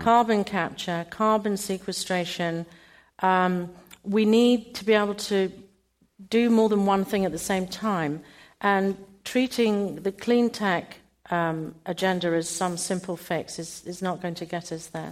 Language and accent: English; United Kingdom; I'm British.